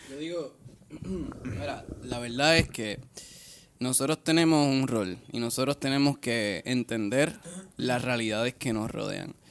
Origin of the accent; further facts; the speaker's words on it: Puerto Rico; nuestra cultura genéticamente no está tan predispuesta como los mexicanos a sentir el rock